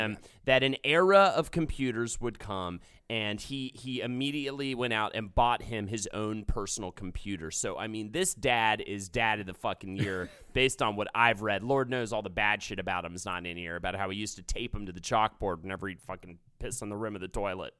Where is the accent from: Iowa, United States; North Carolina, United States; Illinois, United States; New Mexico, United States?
North Carolina, United States; Charlotte; moved away; I grew up in in Charlotte